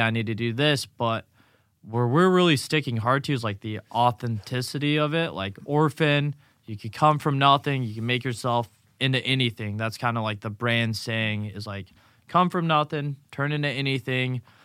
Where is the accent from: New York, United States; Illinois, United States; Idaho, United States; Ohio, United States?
Illinois, United States; Grayslake; moved away as an adult; now in Naples, United States; Grays Lake, Illinois, just north of Chicago, between Milwaukee